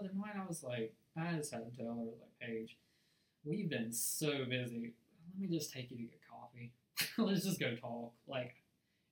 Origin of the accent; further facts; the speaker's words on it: United States; accent: country; my country accent